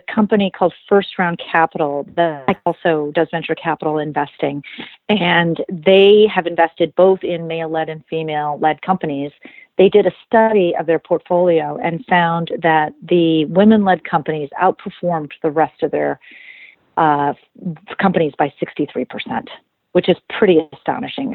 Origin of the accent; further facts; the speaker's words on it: Rockford, Illinois, United States; I grew up in a small town in Illinois called Rockford, Illinois